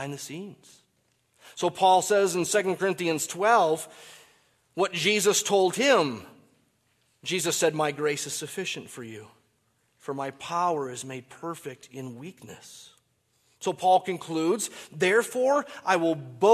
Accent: Michigan, United States; I grew up in Michigan.

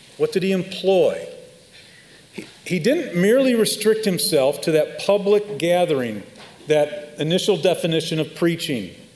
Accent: Chicago, Illinois, United States; moved away; I'm from Chicago

